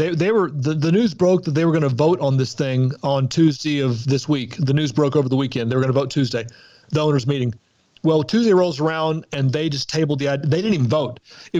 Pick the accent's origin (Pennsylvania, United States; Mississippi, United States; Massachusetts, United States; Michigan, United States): Mississippi, United States; I grew up in Mississippi, and so to be told that I say anything correctly is really, really, it's a mind-blowing.